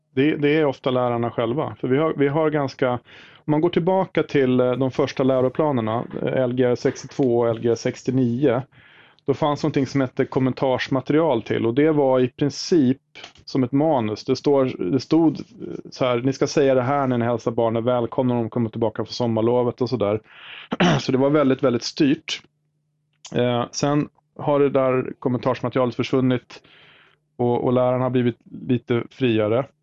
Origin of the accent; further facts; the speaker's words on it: Sigtuna, Stockholm County, Sweden; i Sigtuna där jag är född och uppvuxen